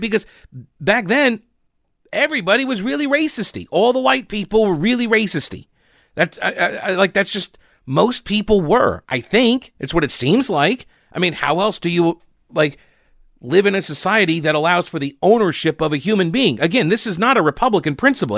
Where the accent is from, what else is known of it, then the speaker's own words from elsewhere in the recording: New York, United States; now in North Carolina, United States; I was born and raised in New York. And it doesn't matter that I've lived most of my life here